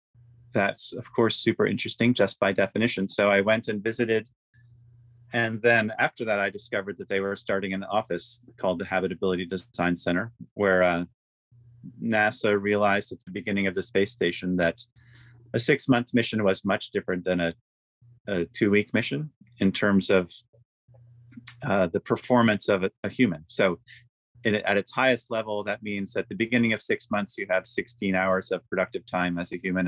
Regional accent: Philadelphia, Pennsylvania, United States; also born or lived in Maine; I grew up in Philadelphia and spent my summers in Maine

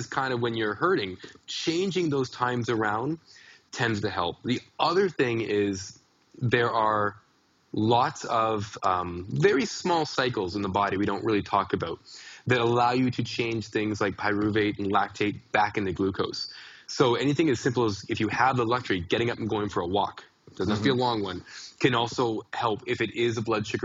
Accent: Canada; I'm a Canadian

